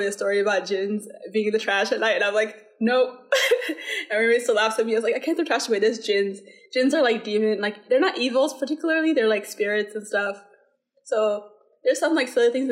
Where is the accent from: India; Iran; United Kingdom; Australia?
India; moved away; I was born and raised in India.